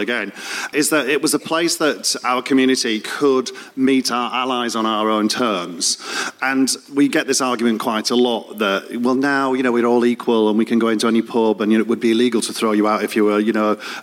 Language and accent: English; Leeds, Yorkshire and the Humber, United Kingdom; moved away as an adult; now in London, United Kingdom; I came from Leeds